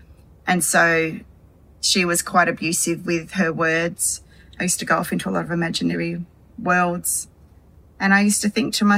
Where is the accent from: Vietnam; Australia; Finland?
Australia; Hobart, Tasmania; also born or lived in Devonport, Tasmania; I was born in December of 1966 in Devonport, Tasmania, and adopted and raised in Hobart.